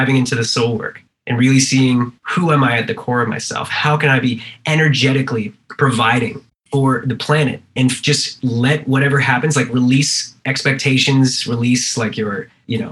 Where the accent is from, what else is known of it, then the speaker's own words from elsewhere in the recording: East Coast Canada, Canada; now in California, United States; I'm from, you know, East Coast Canada